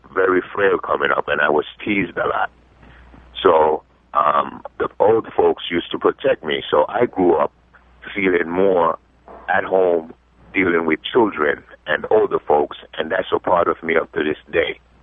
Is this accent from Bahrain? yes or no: no; Jamaica; also born or lived in Bronx, New York; now in New York, United States; I grew up in Jamaica, and we had dogs